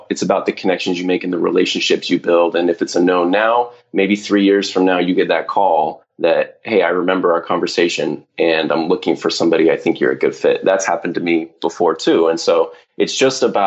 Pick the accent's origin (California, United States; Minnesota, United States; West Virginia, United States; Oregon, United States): California, United States; Southern